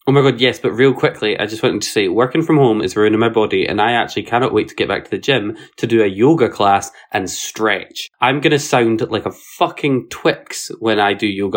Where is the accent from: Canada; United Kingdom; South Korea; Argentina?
United Kingdom; Edinburgh, Scotland; are you from Edinburgh? And I was like, Yes.